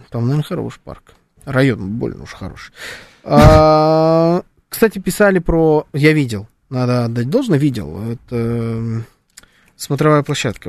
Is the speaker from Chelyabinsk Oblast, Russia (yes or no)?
no; Moscow, Russia; born or raised there